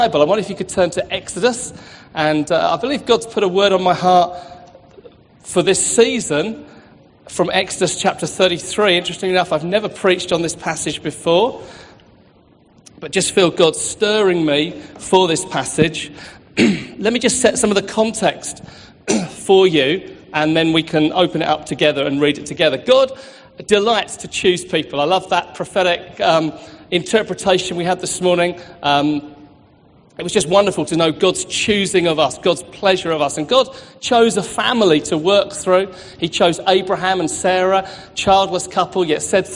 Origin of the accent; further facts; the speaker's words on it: Hastings, South East England, United Kingdom; now in Manchester, United Kingdom; I live in Manchester, but I'm from Hastings